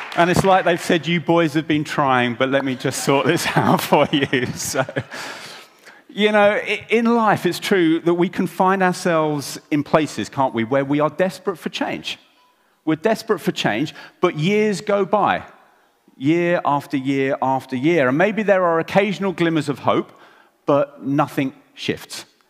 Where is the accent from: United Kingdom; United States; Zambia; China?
United Kingdom; England; I'm English